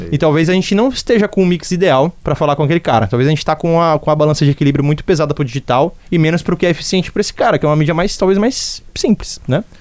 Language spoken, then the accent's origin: Portuguese; Jundiaí, São Paulo, Brazil; moved away as an adult; now in Northeast Brazil; Sou de interior de São Paulo, nasci em Jundiaí